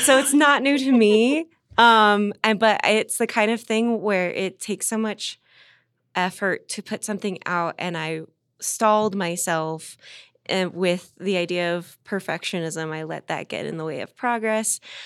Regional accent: Southern California, United States; now in Denver, United States; I'm from Southern California

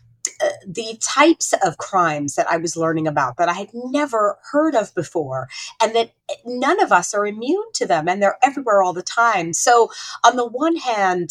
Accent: Saudi Arabia; growing up in Saudi Arabia brought a lot of questions up for me

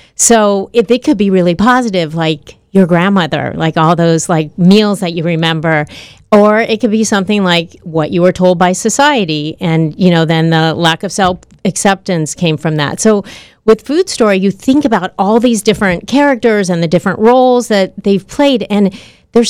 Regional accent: Southern California, United States; I grew up in Southern California

